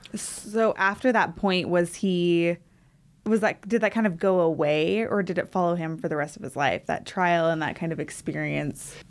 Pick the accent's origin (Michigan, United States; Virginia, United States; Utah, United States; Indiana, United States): Utah, United States; Centerville; I'm actually from Centerville, Utah.